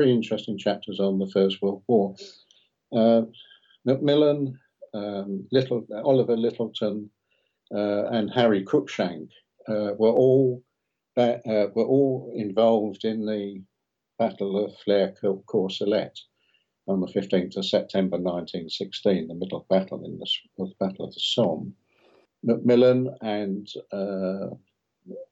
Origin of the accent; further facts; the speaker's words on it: London, United Kingdom; moved away as an adult; also born or lived in Bethnal Green, London / York / Yorkshire; now in Perth, Australia; was brought up in Blackheath in South London.